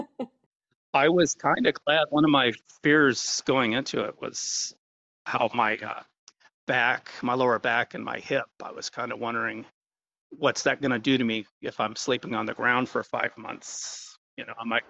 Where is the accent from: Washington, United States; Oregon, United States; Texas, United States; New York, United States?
Oregon, United States; Bend; I've uh, lived in the Bend Lapine area almost all my life, being surrounded by trees